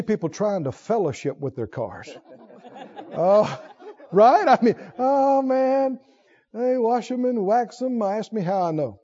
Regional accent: the South, United States; I grew up in the South and the country, and we were all hot rod heads around there

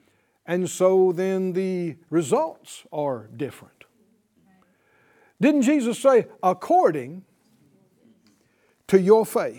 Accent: Deep South, United States; And I came from the Deep South and you know, we tended to use some negative phraseology without even realizing it.

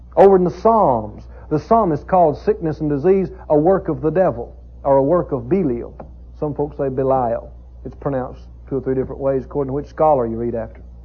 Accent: the South, United States; I grew up in the South, in the country, rural area

